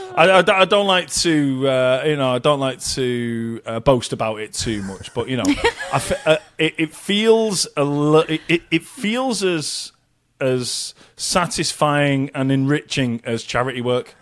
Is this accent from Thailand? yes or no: no; United Kingdom; us being British